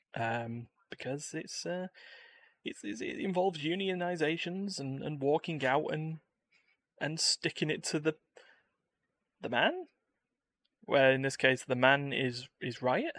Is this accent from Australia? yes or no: no; United Kingdom; I'm British